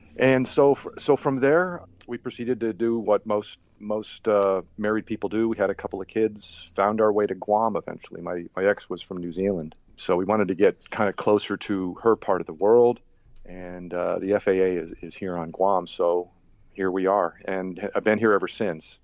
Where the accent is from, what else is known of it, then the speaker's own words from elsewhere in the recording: Rhode Island, United States; moved away as an adult; also born or lived in Germany / Boston / upstate New York; I grew up in Rhode Island